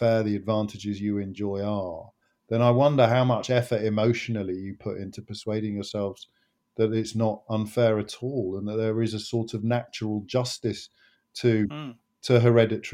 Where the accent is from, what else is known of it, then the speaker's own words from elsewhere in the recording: Kidderminster, West Midlands, United Kingdom; I grew up in Kidderminster